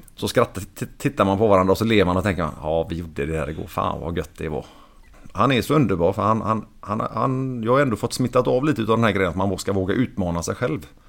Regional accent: Sweden; Och vi är ju svenskar

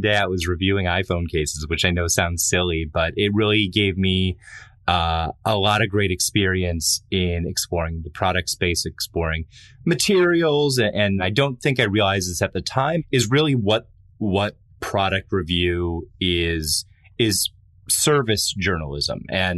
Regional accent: Buffalo, New York, United States; I grew up in Buffalo, New York, where it was a pretty small town.

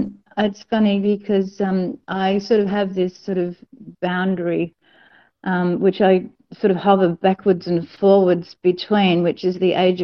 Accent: New South Wales, Australia; the hospital where I was born in New South Wales.

